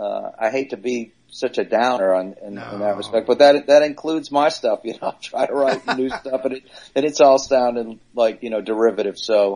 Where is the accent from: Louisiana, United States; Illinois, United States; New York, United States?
Louisiana, United States; New Orleans; moved away; also born or lived in Long Island; Nope, I was in New Orleans. I grew up in New Orleans